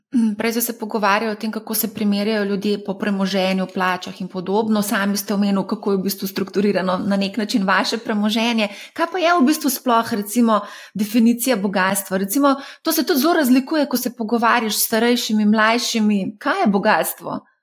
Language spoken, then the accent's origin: Slovenian; Slovenia; Slovenci smo